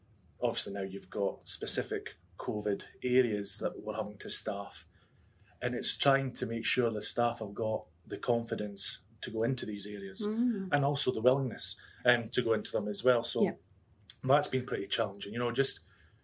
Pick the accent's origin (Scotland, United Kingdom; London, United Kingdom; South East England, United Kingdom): Scotland, United Kingdom; moved away; I'm from Scotland